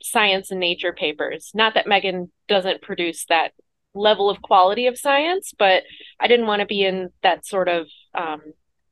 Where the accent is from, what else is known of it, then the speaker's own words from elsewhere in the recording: Chicago, Illinois, United States; moved away as an adult; now in St. Louis, United States; I'm from Chicago originally